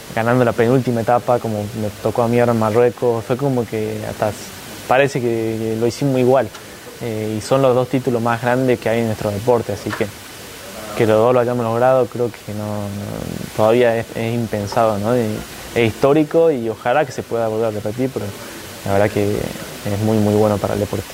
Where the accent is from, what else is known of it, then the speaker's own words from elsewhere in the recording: Argentina; el primer argentino campeón del mundo